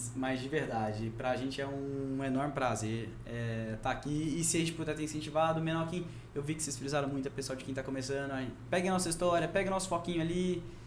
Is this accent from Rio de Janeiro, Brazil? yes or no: no; Rondônia, Brazil; also born or lived in Goiás; Eu sou, sou nascido goiano, mas vim pra cá com meses de idade